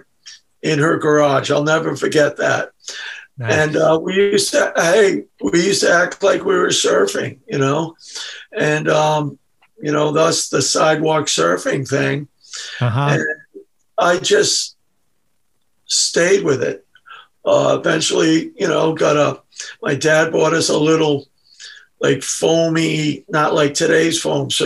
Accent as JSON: {"language": "English", "town": "Newport", "country": "United States", "tie": "born or raised there", "said": "I was born in Newport"}